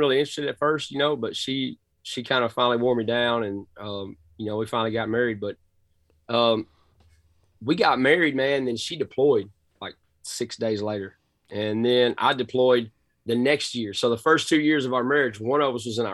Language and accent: English; Cass County, Northeast Texas, United States; accent: thick Southern drawl; I'm from Texas, man. Born and raised in Northeast Texas, Cass County